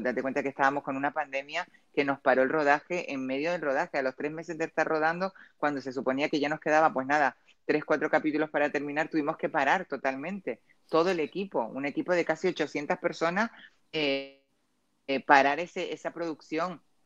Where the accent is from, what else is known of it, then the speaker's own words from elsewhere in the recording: Canary Islands, Spain; yo soy canaria